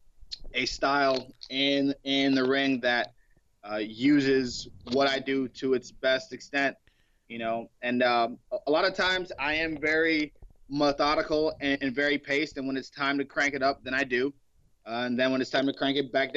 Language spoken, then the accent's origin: English; Cleveland, Ohio, United States; growing up in Cleveland, we used to hustle kids.